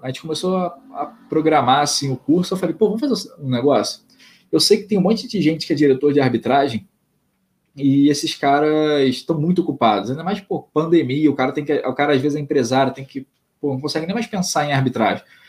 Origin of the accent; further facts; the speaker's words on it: Brazil; eu sou brasileiro